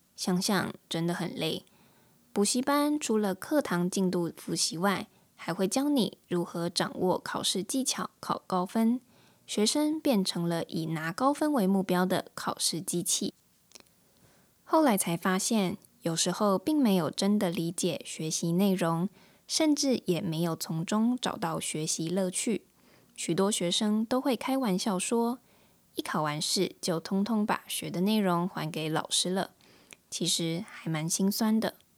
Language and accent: Chinese; Taiwan; first language Mandarin Chinese; 我是来自台湾的